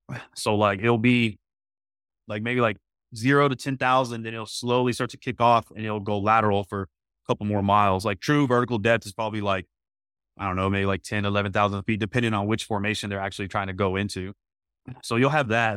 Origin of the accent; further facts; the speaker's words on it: Midland, Texas, United States; I'm actually born and raised in Midland, Texas